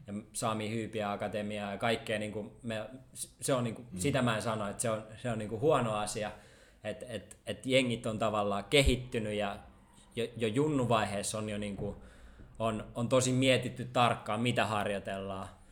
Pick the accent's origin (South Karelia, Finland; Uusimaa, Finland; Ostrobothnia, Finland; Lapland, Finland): Uusimaa, Finland; Helsinki; kun mä olin niinku stadilainen junnu